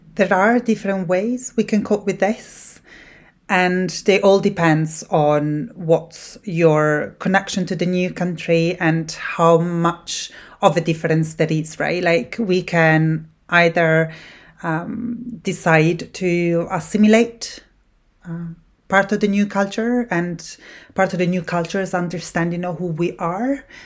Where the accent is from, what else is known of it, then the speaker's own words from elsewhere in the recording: Italy; English is a second language; moved away as an adult; now in Scotland, United Kingdom; I was born in Italy